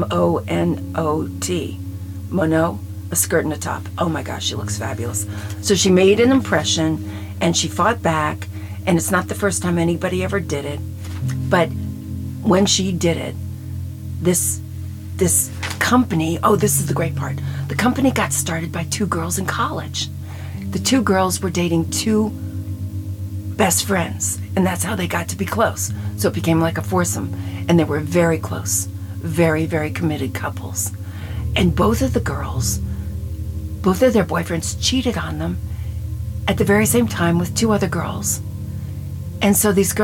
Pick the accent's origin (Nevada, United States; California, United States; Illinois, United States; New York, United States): New York, United States; I was raised in New York, and I was fat in high school